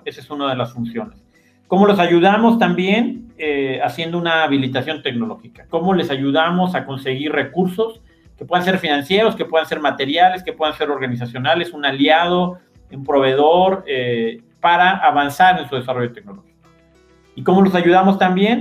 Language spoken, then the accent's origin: Spanish; Ixmiquilpan, Hidalgo, Mexico; Yo crecí en Ixmiquilpan, estuve prácticamente ahí viviendo 18 años